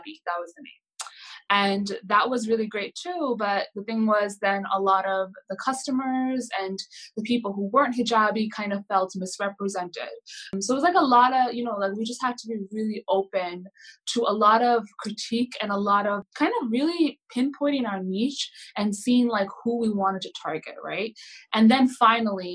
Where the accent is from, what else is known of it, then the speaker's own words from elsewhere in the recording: New Jersey, United States; moved away as an adult; now in New York, United States; I'm originally from New Jersey, and I moved here around a year and a half ago